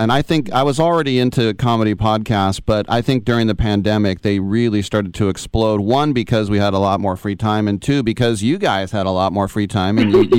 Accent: Oakland, California, United States; also born or lived in Brooklyn; I'm from Oakland, but I work in San Francisco.

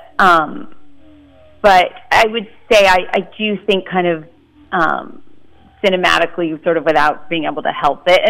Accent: Memphis, Tennessee, United States; now in San Francisco, United States; I hail from the Castro, but originally from Memphis, Tennessee. But I've been in San Francisco 15 years now

